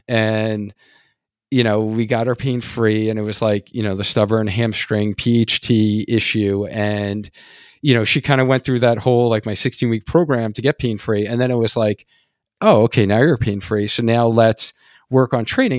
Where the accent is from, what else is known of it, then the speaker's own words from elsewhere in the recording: New York, United States; accent: New York; moved away; I was originally from New York, so we, like, have a whole different, like, dialect in New York